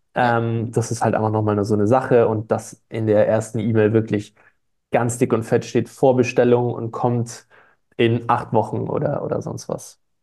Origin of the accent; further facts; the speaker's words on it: Stuttgart, Baden-Württemberg, Germany; ich, ich komme aus Stuttgart